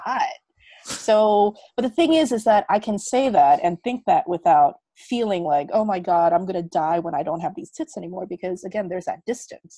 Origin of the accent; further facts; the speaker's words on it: United States; moved away as an adult; also born or lived in Korea; now in Bali, Indonesia; So I'm Korean American. So I grew up all my life in America.